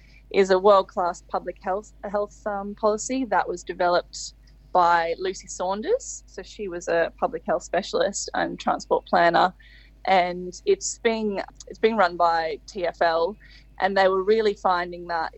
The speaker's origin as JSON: {"language": "English", "region": "Queensland", "country": "Australia", "also_born_or_lived": "London", "moved": "yes", "said": "I'm originally from Queensland"}